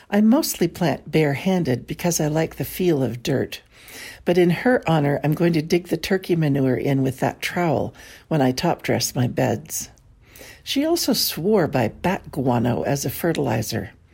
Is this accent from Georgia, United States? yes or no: no; San Francisco, California, United States; Born and raised in San Francisco